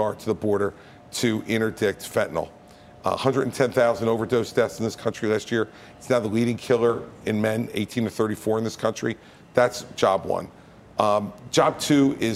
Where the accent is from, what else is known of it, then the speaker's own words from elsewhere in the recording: New Jersey, United States; I'm from New Jersey